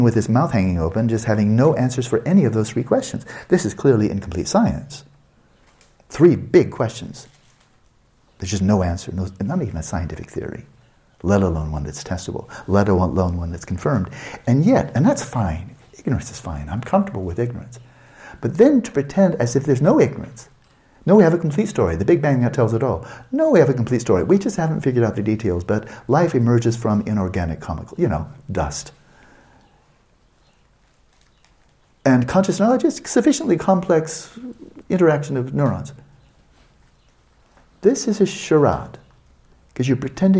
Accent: Santa Barbara, California, United States; UC Santa Barbara, my hometown

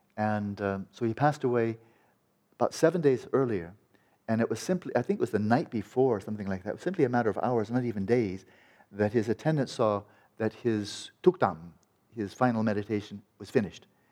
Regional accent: California, United States; I'm from California

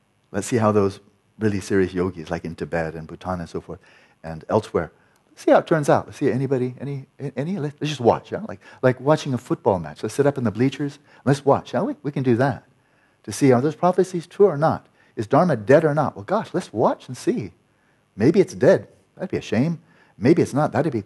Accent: California, United States; I'm from California

